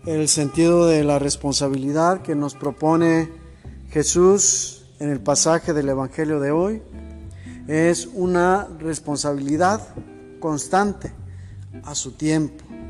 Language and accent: Spanish; Mexico; nosotros como mexicanos